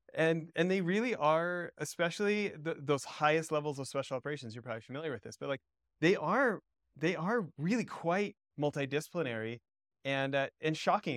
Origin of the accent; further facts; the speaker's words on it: Canada; moved away as an adult; also born or lived in Southern California; I grew up a snowboarder in Canada, and and got to move to Southern California and pick up surfing, but I was already in my twenties